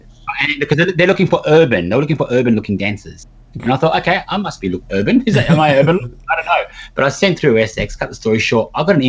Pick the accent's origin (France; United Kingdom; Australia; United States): Australia; I said, look, I'm from Australia.